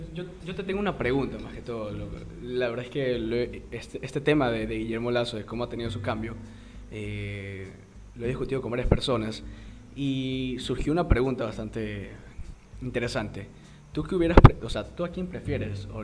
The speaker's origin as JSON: {"language": "Spanish", "country": "Ecuador", "said": "como, ecuatorianos"}